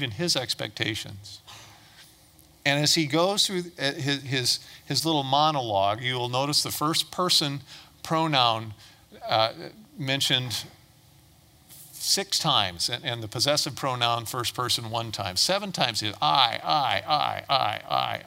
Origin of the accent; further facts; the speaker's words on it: Toledo, Ohio, United States; I was born and raised in Toledo, Ohio.